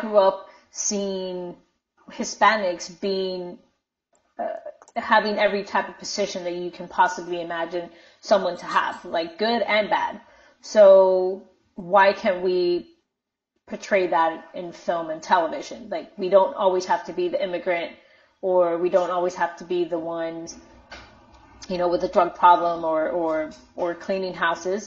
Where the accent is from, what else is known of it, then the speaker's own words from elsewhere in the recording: Miami, Florida, United States; also born or lived in Minnesota; I grew up in Miami, so I was never a minority in Miami.